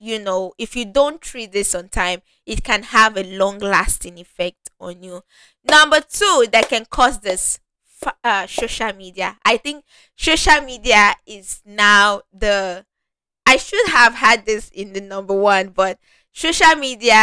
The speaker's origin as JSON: {"language": "English", "country": "Nigeria", "said": "I'm Nigerian"}